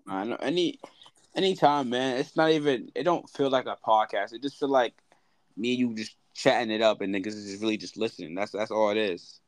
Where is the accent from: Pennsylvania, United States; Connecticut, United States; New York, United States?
New York, United States; New York City